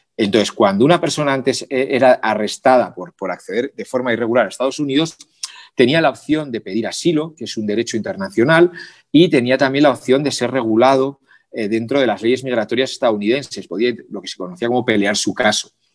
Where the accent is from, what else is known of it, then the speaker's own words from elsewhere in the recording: Pamplona, Navarre, Spain; moved away as an adult; also born or lived in Guatemala; now in Mexico City, Mexico; yo soy de Pamplona